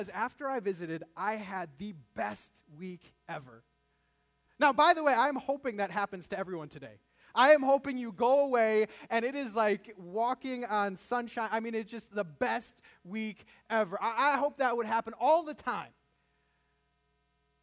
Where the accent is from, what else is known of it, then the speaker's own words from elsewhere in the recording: United States; living as an American